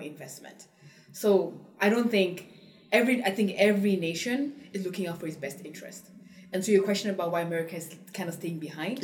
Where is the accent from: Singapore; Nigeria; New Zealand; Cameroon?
Cameroon; moved away; also born or lived in England; I grew up in Cameroon